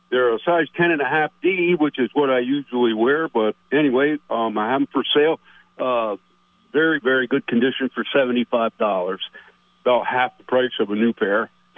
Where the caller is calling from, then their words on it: Plattsburgh, New York, United States; This is … over in Plattsburgh.